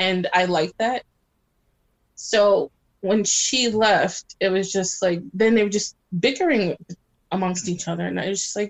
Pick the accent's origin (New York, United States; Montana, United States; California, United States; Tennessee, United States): New York, United States; New York City; now in Long Island, United States; I grew up in New York where you see a mix of different people.